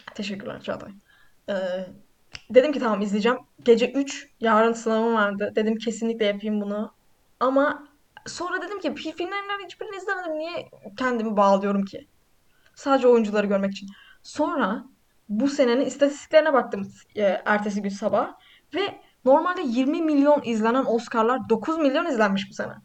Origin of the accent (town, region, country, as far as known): Black Sea Region, Turkey